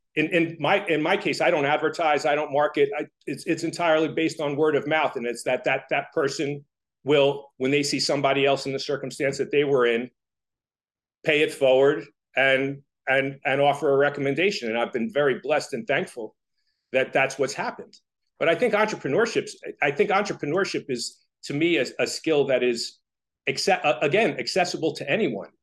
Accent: Toms River, New Jersey, United States; I grew up in Tom's River

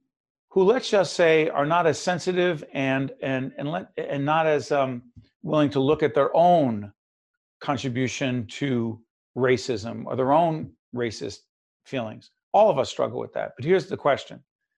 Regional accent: Newark, New Jersey, United States; also born or lived in Montclair, New Jersey; I happen to live in Montclair, born and raised in Newark, New Jersey.

